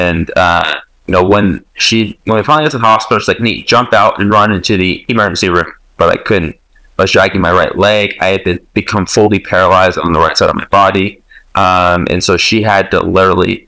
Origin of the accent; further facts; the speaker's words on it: Fresno, California, United States; I was born in Fresno, California